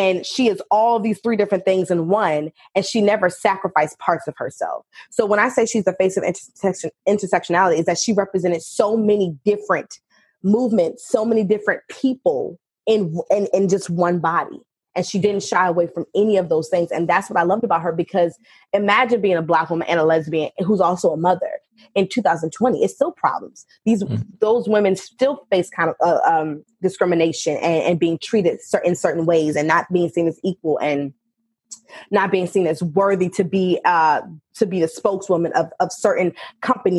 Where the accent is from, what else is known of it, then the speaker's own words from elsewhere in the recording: Richmond, Virginia, United States; born and raised in Richmond, Virginia